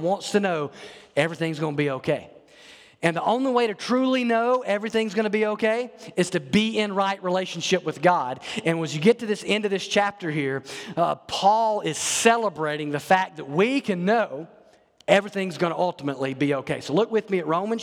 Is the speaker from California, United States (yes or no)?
no; North Alabama, United States; as a kid growing up in Alabama, there it was tornadoes. We didn't worry about hurricanes in North Alabama